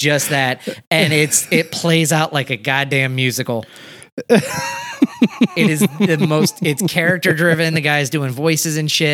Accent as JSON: {"language": "English", "region": "Louisiana", "country": "United States", "tie": "born or raised there", "said": "growing up in Louisiana"}